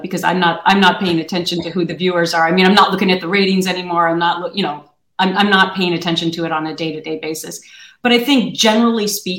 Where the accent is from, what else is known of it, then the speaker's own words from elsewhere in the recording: Minnesota, United States; I grew up in Minnesota where people are really, really nice to each other and they don't sue a lot of people.